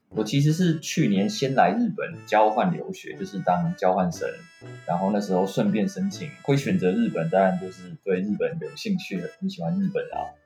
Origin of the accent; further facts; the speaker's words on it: Taiwan; 我们台湾人